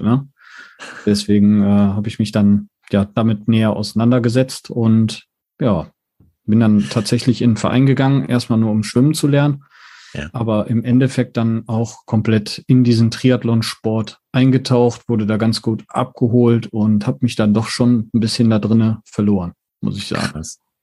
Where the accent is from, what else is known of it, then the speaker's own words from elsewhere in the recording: Mettmann, North Rhine-Westphalia, Germany; komme aus Mettmann, das liegt in NRW bei Düsseldorf